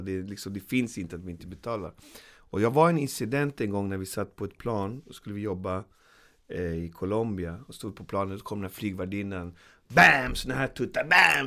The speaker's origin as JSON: {"language": "Swedish", "country": "Sweden"}